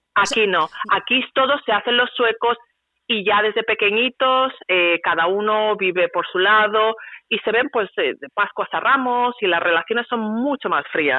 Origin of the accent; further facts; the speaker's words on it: San Sebastián, Basque Country, Spain; moved away as an adult; now in Sweden; Yo soy una donostierra